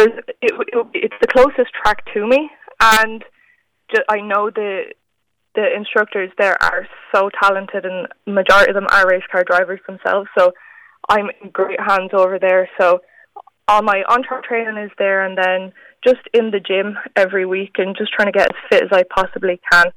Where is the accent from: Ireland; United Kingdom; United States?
Ireland; I'm only one of a handful of Irish women